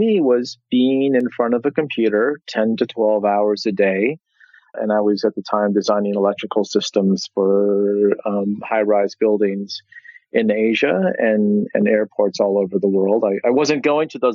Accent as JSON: {"language": "English", "region": "Midwest", "country": "United States", "moved": "yes", "lives_now": "New York City, United States", "said": "I'm from the Midwest"}